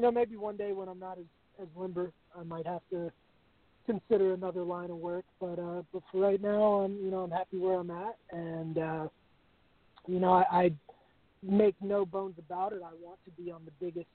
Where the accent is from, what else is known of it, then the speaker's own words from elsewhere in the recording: Richmond, Virginia, United States; Richmond, Virginia, my hometown